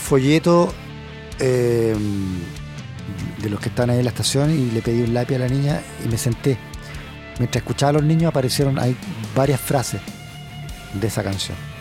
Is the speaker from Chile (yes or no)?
yes; Chile; moved away; yo soy chileno